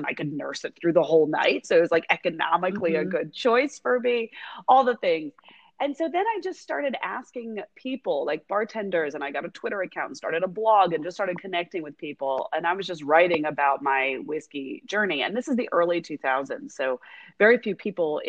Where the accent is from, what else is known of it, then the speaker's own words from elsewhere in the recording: United States; I'm an American and I'm in my 20s